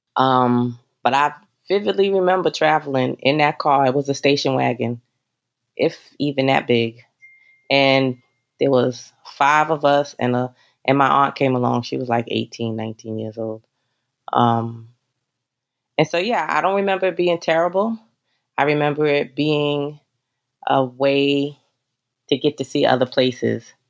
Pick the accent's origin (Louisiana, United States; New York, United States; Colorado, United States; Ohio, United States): New York, United States; New York City; also born or lived in Northern Westchester County, New York; now in Westchester County, United States; I am from Bronx, New York